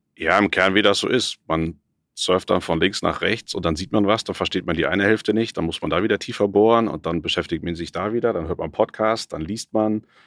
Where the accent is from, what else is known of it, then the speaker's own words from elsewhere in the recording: Cologne, North Rhine-Westphalia, Germany; ich bin in Köln geboren, habe da in einer kleinen Agentur gearbeitet